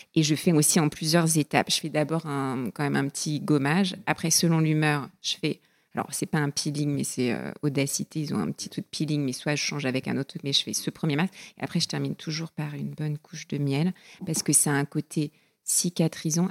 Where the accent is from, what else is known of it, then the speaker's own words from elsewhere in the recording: southern Finistère, Brittany, France; j'ai grandi dans le Finistère Sud, près de, la, mer, dans un port de pêche